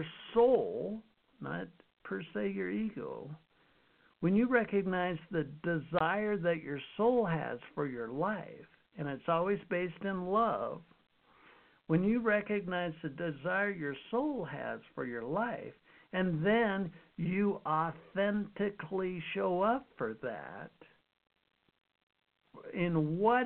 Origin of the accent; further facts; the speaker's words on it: Utah, United States; I grew up in Utah